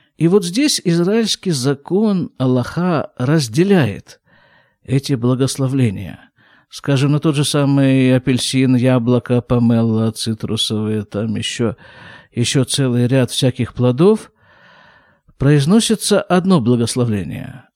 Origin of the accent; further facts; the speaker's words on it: Krasnoyarsk, Krasnoyarsk Krai, Russia; now in Israel; я родился и вырос в Красноярске